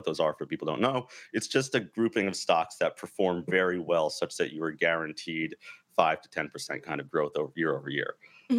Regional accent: New Jersey, United States; also born or lived in New York; So I grew up in New Jersey. I'm from New York.

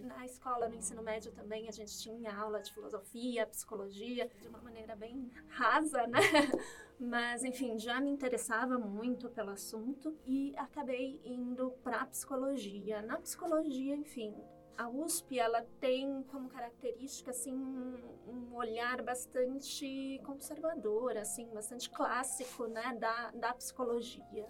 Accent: Santos, São Paulo, Brazil; moved away as an adult; also born or lived in Praia Grande; eu sou de Santos

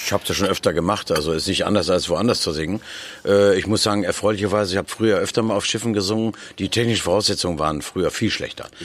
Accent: Nordhorn, Lower Saxony, Germany; moved away as an adult; now in Berlin, Germany; Ich komme aus Nordhorn, da ist ein kleiner Fluss, die Fechte

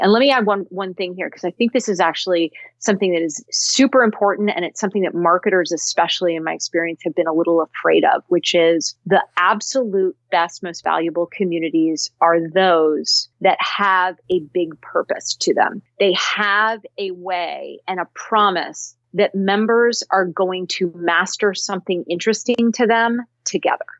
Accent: Cupertino, California, United States; I grew up in Cupertino, uh, California

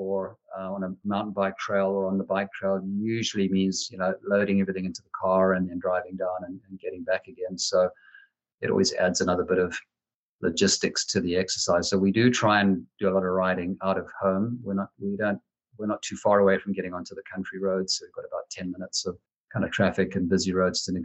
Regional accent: Zimbabwe; moved away as an adult; also born or lived in South Africa; now in Ohio, United States; I grew up in Zimbabwe

